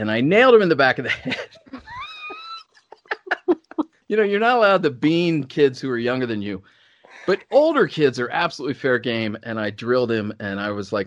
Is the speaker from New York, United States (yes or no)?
no; Cincinnati, Ohio, United States; I grew up in Cincinnati